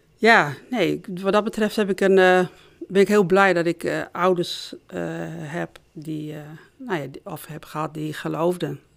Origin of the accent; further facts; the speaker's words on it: Noordhorn, Groningen, Netherlands; Ik ben opgegroeid in Noordhorn